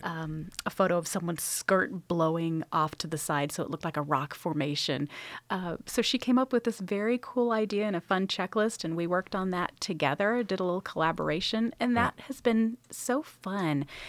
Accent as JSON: {"language": "English", "town": "Sacramento", "region": "California", "country": "United States", "tie": "born or raised there", "also_born_or_lived": "Los Angeles, California / Indiana / Pennsylvania", "moved": "as an adult", "lives_now": "North Carolina, United States", "said": "I'm originally from Northern California, from the Sacramento area"}